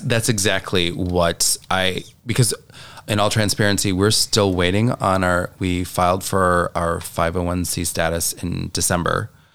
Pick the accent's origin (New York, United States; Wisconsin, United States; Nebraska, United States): Wisconsin, United States; Janesville; moved away as an adult; also born or lived in Stevens Point, Wisconsin / Los Angeles, California; now in Door County, United States; I am originally from Janesville, Wisconsin.